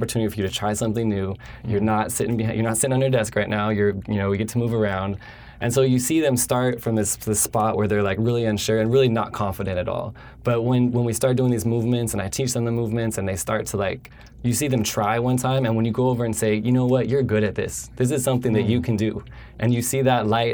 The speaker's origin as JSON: {"language": "English", "area": "just outside of Denver, between Denver and Boulder", "region": "Colorado", "country": "United States", "tie": "born or raised there", "moved": "as an adult", "lives_now": "California, United States", "said": "I grew up in Colorado. I grew up just outside of Denver, between Denver and Boulder"}